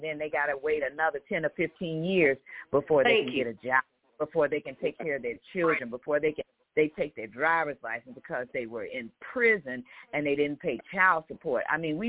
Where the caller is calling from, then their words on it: Chicago, Illinois, United States; calling from Chicago.